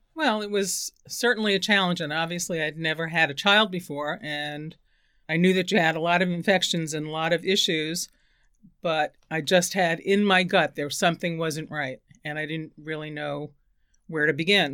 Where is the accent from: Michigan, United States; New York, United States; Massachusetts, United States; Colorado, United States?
New York, United States; New York City; also born or lived in Bronx, New York / Queens, New York / San Francisco, California; I was born in the Bronx, and my family of six moved to Queens when I was eleven